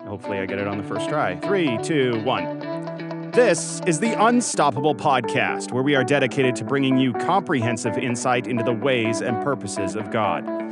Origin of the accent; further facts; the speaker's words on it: Canada; now in United States; growing up in Canada